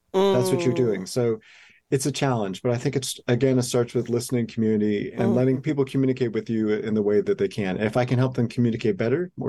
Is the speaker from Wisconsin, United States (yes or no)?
yes; Milwaukee, Wisconsin, United States; I'm from Milwaukee